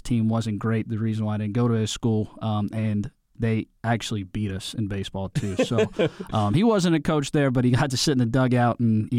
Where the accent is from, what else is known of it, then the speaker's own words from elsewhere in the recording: Dallas, Texas, United States; I grew up in Dallas, but I can kind of say I've been a mutt all over the place because I was brainwashed on saying I was being from Western PA because my whole family's from there.